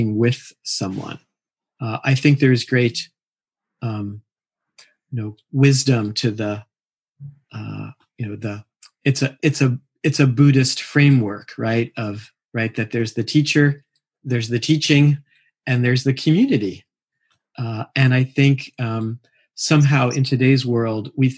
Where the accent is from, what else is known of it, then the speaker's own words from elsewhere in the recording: Mill Valley, California, United States; I sit with a group here in my hometown in Mill Valley